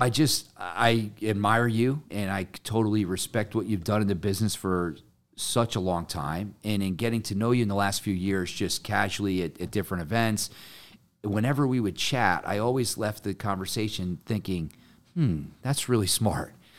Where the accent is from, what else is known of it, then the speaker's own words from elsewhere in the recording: Connecticut, United States; I'm from Connecticut